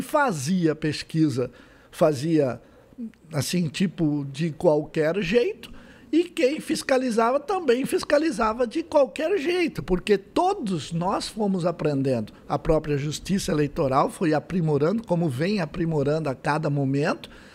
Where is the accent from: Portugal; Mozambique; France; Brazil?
Brazil; Santo André, São Paulo; now in São José do Rio Preto, Brazil; nasci em Santo André